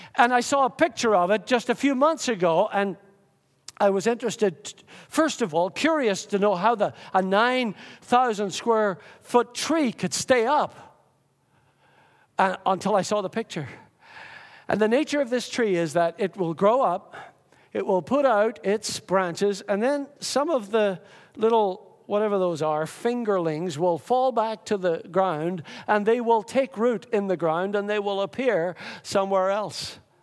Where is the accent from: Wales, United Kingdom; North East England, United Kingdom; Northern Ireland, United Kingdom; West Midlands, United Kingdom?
Northern Ireland, United Kingdom; Lurgan; growing up in the Methodist Church in Lurgan, Northern Ireland